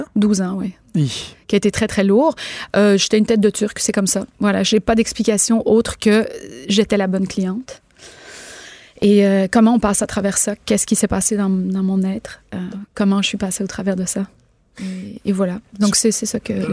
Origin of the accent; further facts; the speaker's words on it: Quebec, Canada; chez nous au Québec, on va avoir un peu plus de misère à dire à quelqu'un tu' t'es pas bon